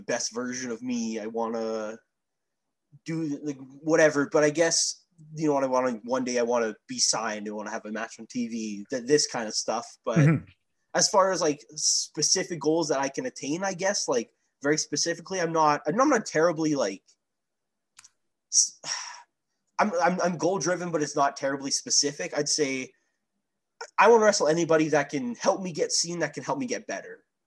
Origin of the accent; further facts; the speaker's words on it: Weyburn, Saskatchewan, Canada; my hometown, Weyburn